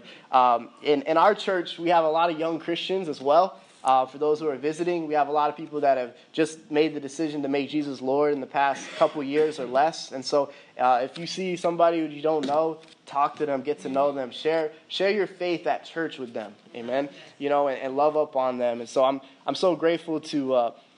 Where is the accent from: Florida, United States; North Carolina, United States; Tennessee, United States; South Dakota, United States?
Florida, United States; Fort Lauderdale; also born or lived in Miami, Florida; growing up in Broward County in Fort Lauderdale, going to high school there